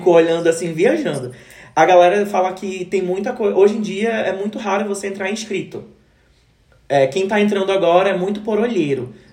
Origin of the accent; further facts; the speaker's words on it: Belém, Pará, Brazil; teu sotaque é diferente, tu és de onde? Eu falei: Ah, eu sou de Belém.